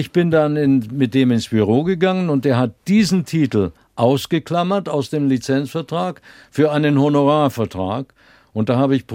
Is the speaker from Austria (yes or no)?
yes; Vienna, Austria; born there; meine Mutter ist Wienerin gewesen und ich bin in Wien geboren, also musste ich einen österreichischen Pass kriegen.